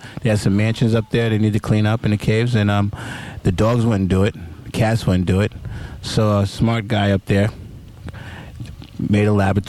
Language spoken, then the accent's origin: English; New York City, New York, United States; also born or lived in Harlem / Bronx / Queens / Brooklyn; I'm an all-around New York City kid, basically.